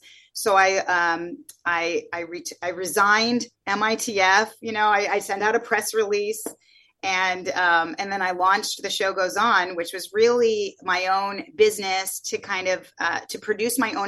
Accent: the Bay Area, Silicon Valley, California, United States; moved away as an adult; also born or lived in New York; I grew up in the Bay Area during the dot-com boom. Silicon Valley, the heart of Silicon Valley

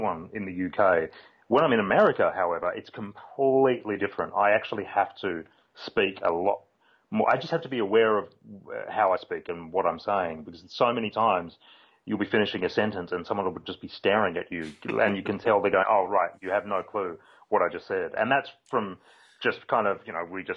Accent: Australia; also born or lived in United Kingdom; In Australia, we have one accent

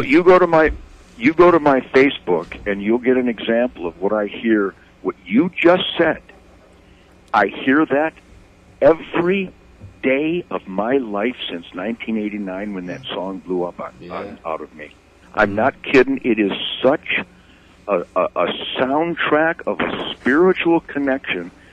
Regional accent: Redford, Michigan, United States; I was born and raised in Redford over there

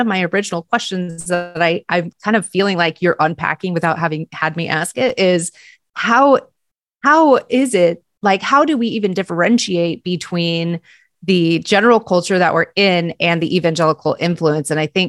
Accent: United States; we as American Protestant Christians

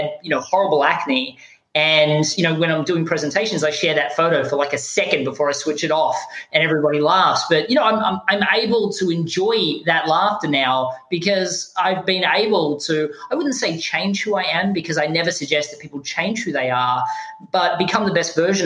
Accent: Australia; moved away; I don't sound American. I'm actually from Australia.

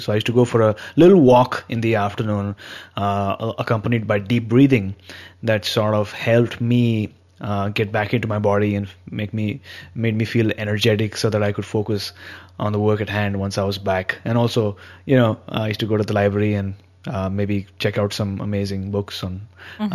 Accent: India; I've been born and brought up in India

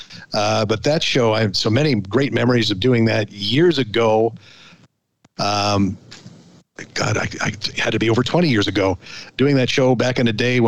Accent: Canada; as a Canadian

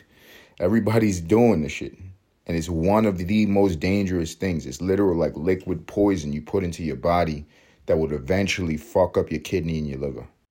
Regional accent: New York City, New York, United States; my favorite city, my hometown, New York City

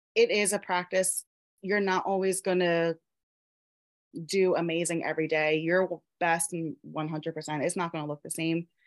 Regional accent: Pennsylvania, United States; I live in Pennsylvania in the USA, um, born and raised in Pennsylvania.

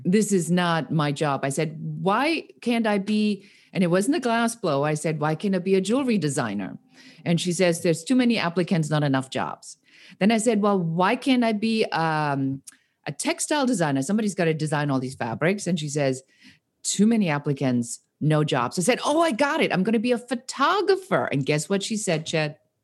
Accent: Nuremberg, Bavaria, Germany; moved away; also born or lived in Munich; I'm born in Munich and I grew up in Nuremberg.

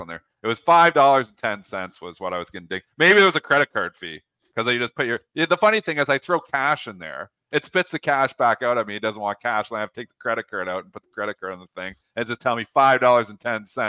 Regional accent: Canada; I'm Canadian

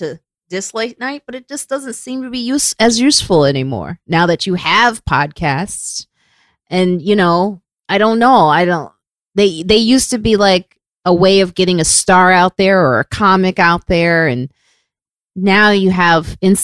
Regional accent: Chicago, Illinois, United States; Yeah, bitch, please. I'm from Chicago.

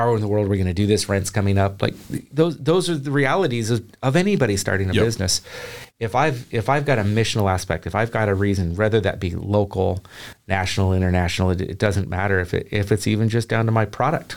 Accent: the Northwest, Pacific Northwest, United States; moved away as an adult; now in Chattanooga, United States; I'm from the Northwest.

